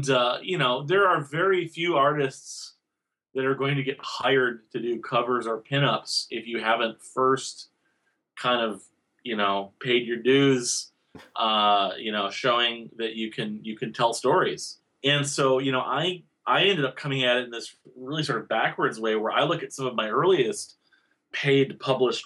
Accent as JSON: {"language": "English", "town": "Owatonna", "region": "Minnesota", "country": "United States", "tie": "born or raised there", "said": "I was growing up in Owatonna, Minnesota"}